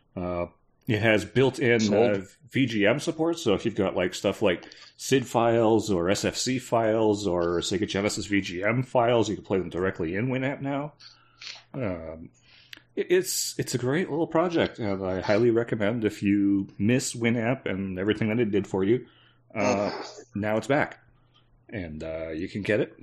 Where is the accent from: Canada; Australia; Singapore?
Canada; I'm Canadian, I'm supposed to be used to it